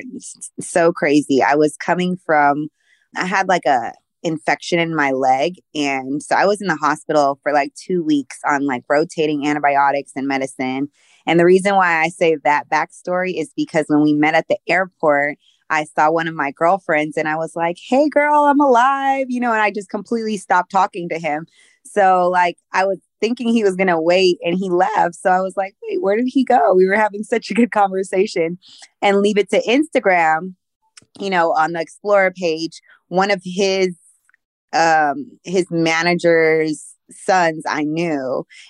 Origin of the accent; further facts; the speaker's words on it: Philippines; born there; Yes, I was born in the Philippines. My father was military. So we moved like every 3 years.